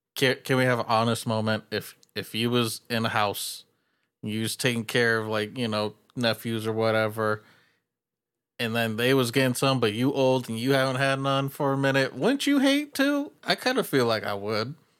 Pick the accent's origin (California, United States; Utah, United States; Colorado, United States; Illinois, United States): California, United States; I'm from California